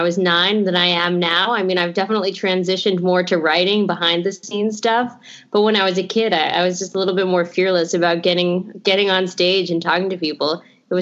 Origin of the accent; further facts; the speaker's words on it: New York City, New York, United States; also born or lived in Los Angeles; I grew up on the Upper West Side, so there's a long, rich history of comedy and stand-up comedy here.